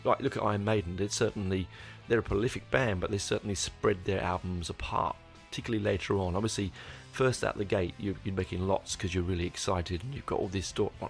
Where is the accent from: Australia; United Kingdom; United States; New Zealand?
United Kingdom; England; I'm 11 and I'm from England.